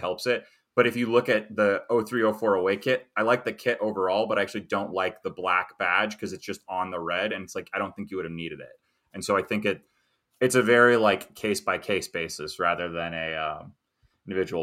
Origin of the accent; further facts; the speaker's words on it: United States; as an American